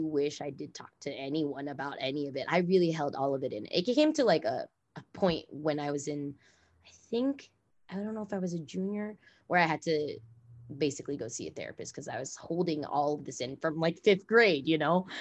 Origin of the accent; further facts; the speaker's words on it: Los Angeles, California, United States; I grew up obviously in Los Angeles